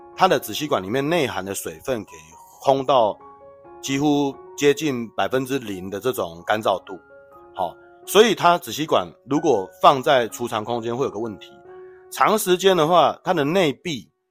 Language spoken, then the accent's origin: Chinese; Taiwan; 我们台湾没这个习惯啦